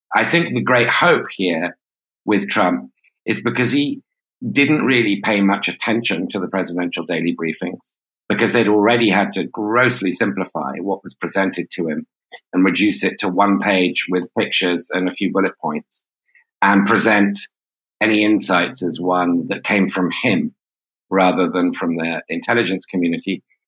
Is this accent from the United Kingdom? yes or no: yes; United Kingdom; as a Brit